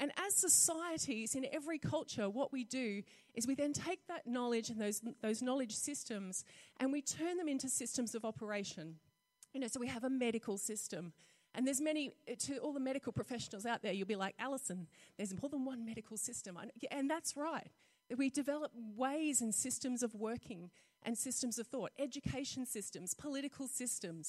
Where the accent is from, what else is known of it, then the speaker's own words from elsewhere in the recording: North Queensland, Australia; I grew up in North Queensland, so we used to have green ant nests